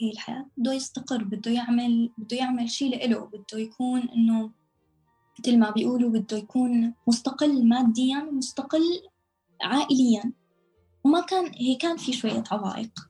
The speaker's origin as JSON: {"language": "Arabic", "country": "Syria", "also_born_or_lived": "Lebanon / Amman, Jordan", "lives_now": "Istanbul, Turkey", "said": "لبنان من لبنان ردينا رجعنا على سوريا قعدنا فترة شهر بعدين آه، طلعنا من بلودان على عمان قعدنا لمدة ثلاث سنين ونص بعمان بالأردن بعدين من الأردن على تركيا"}